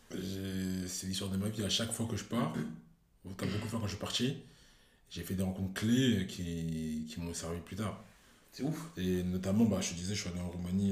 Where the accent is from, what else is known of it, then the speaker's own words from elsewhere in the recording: Cameroon; je suis Camerounais